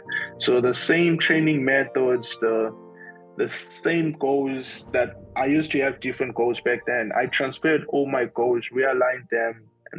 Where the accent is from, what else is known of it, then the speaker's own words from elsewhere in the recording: Bulawayo, Zimbabwe; moved away as an adult; now in Johannesburg, South Africa; I come from Zimbabwe in Bulawayo, yes. That's where I was born